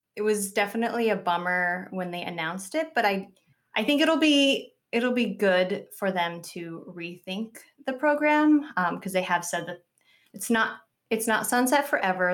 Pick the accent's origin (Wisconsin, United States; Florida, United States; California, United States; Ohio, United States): California, United States; Southern; I grew up in Southern California, um, maybe thirty-five minutes on a good traffic day from Disneyland